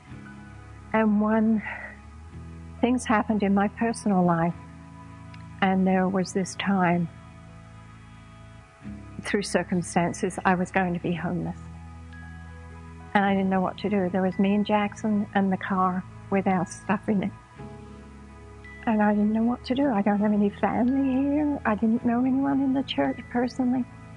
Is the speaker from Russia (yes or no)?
no; London, United Kingdom; moved away as an adult; also born or lived in San Diego, United States; now in United States; I was born and raised in London, England. And when I was about 22, I emigrated to America